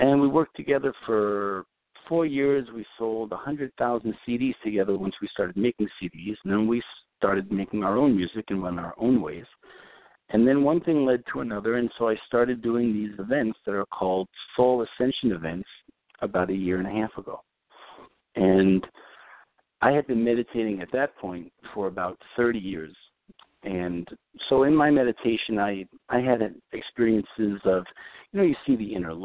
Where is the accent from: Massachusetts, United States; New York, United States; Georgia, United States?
New York, United States; New York City; I grew up in Brooklyn, New York, a long time before Brooklyn was cool